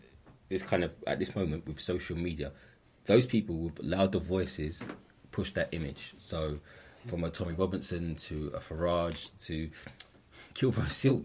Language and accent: English; London, United Kingdom; where I grew up in the East End, ahistorically it's conceived as a white working class area, the East End of London